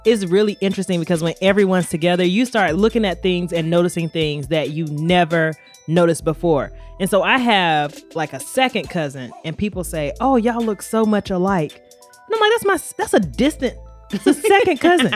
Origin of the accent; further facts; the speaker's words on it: North Carolina, United States; I'm from North Carolina